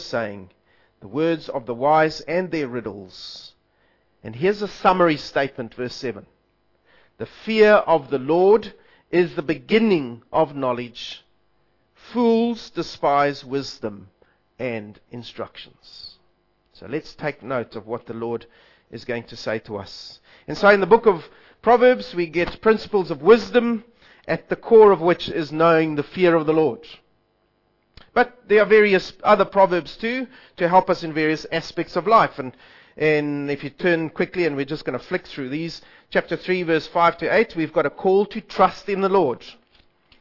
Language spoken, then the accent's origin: English; South Africa; I'm South African